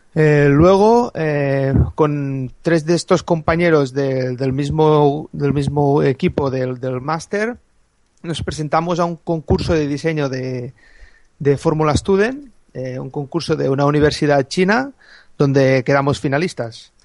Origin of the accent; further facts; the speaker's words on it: a small village near Lleida, Catalonia, Spain; soy de, de Lleida, bueno, de un pueblecito al lado de Lleida